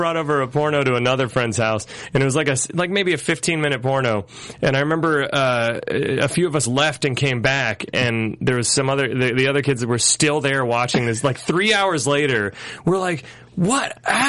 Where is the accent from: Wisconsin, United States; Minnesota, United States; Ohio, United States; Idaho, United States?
Ohio, United States; Akron; born or raised there